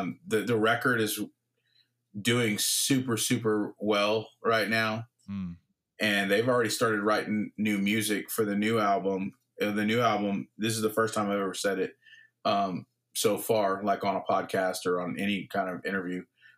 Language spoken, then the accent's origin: English; Victoria, British Columbia, Canada; who's from my hometown of Victoria